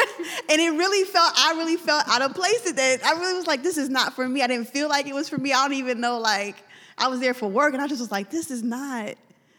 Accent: Philadelphia, Pennsylvania, United States; now in Charlotte, United States; I'm from Philly.

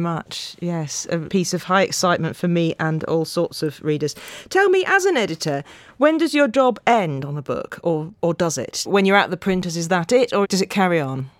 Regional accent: Yorkshire and the Humber, United Kingdom

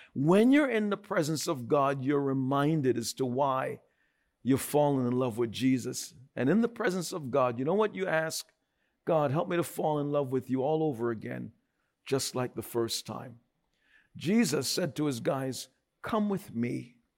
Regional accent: New York, United States; I'm a New Yorker.

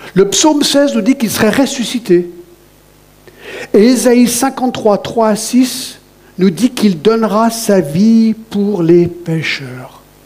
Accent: Satigny, Geneva, Switzerland; j'ai grandi à Choulet, vous savez, à Choulet, à la Genève.

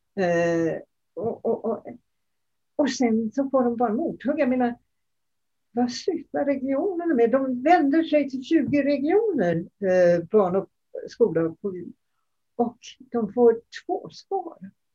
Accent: Denmark; now in Sweden; jag kommer ju från Danmark

